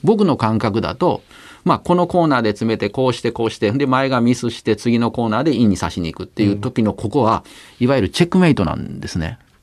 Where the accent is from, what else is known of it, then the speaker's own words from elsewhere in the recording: Nara, Japan; 僕なんかは奈良で育ったんで